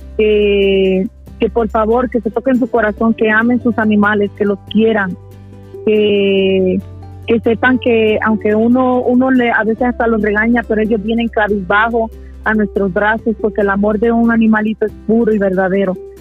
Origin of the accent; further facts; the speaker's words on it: Puerto Rico; now in Mexico; soy originaria de Puerto Rico para los que no me conocen allá, pero estoy radicando en México